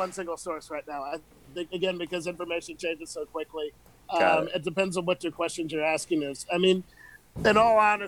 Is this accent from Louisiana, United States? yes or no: yes; New Orleans, Louisiana, United States; I'm from New Orleans. My family, I'm the fifth generation of my family born in Orleans Parish